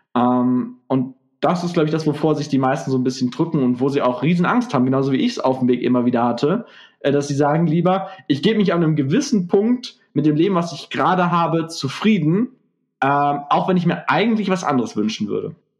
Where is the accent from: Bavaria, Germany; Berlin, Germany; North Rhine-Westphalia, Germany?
North Rhine-Westphalia, Germany; Gelsenkirchen; ich bin ja aus Gelsenkirchen